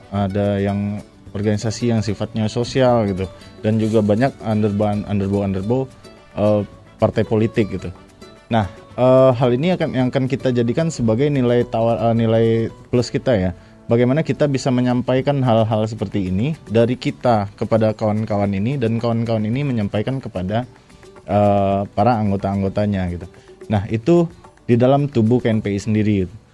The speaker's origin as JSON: {"language": "Indonesian", "region": "West Sumatra", "country": "Indonesia", "said": "kalau sesuai juga dengan filosofi kita sebagai orang Minang ya."}